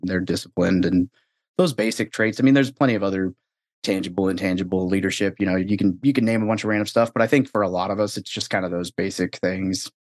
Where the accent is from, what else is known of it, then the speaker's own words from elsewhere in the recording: Arkansas, United States; moved away as an adult; also born or lived in Northern California; I was born in NorCal, but I, I grew up in Arkansas for the most part.